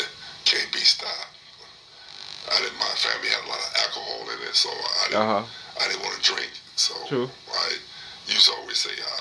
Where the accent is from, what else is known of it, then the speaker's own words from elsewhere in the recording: Compton, California, United States; I'm from Compton. I went to Birch Elementary. I went to Enterprise Junior High School. And I went to Compton High School. I went to Long Beach City College. And I went to Cal State